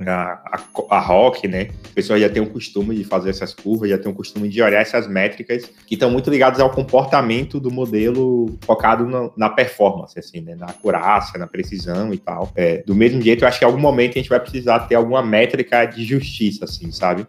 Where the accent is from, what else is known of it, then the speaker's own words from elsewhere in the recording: Salvador, Bahia, Brazil; eu sou de Salvador